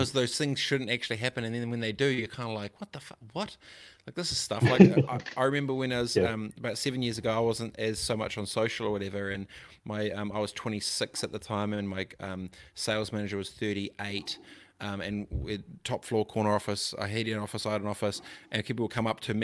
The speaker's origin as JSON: {"language": "English", "town": "Christchurch", "region": "Canterbury", "country": "New Zealand", "tie": "born or raised there", "said": "I grew up in Aranui Christchurch"}